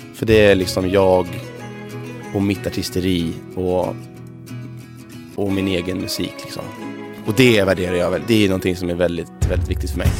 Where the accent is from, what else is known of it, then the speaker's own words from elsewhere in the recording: Sweden; vi svenskar